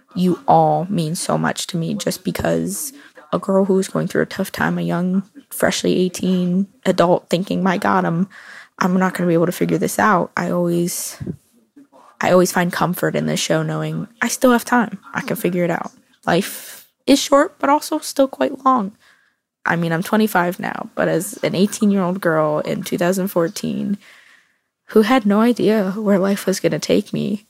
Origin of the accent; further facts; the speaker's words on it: Orlando, Florida, United States; I'm from Orlando, Florida.